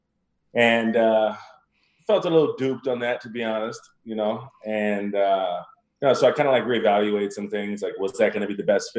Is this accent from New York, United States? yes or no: no; Tucson, Arizona, United States; moved away; I'm originally from Tucson, Arizona.